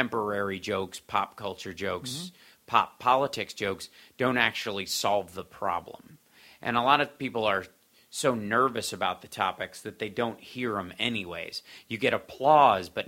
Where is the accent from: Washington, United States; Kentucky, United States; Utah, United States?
Kentucky, United States; moved away; also born or lived in Chicago; I grew up in Kentucky